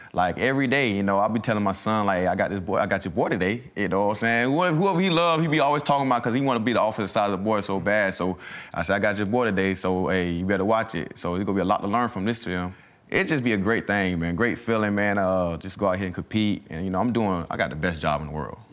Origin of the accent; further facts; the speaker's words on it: the South, United States; moved away as an adult; also born or lived in Mississippi; now in Philadelphia, United States; I'm from the South.